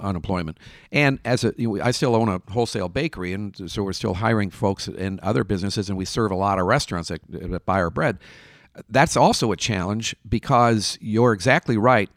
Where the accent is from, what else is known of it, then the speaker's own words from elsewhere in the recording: Minnesota, United States; I'm from Minnesota